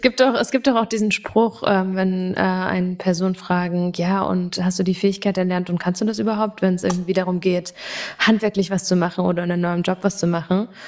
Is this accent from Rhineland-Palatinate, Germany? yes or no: no; Thuringia, Germany; Thüringerin, Wendekind und immer noch Ossi